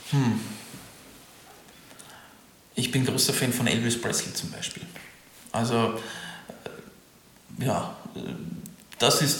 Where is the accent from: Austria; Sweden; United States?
Sweden; German is a second language; now in Germany; weil ich bin ja Quereinsteiger und ich bin sowieso Ausländer als Schwede